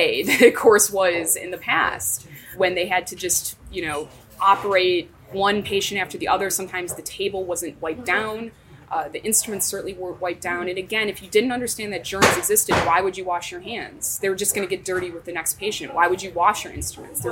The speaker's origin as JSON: {"language": "English", "country": "United States", "said": "as an American"}